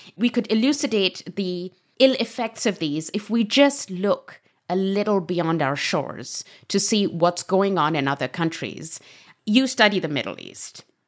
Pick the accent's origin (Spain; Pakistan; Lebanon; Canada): Pakistan; I come from Pakistan